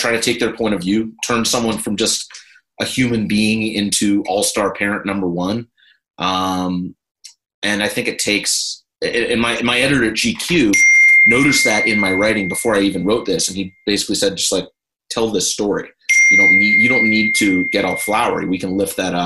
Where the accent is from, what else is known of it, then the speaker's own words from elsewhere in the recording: Pittsburgh, Pennsylvania, United States; moved away; the house that I grew up in Pittsburgh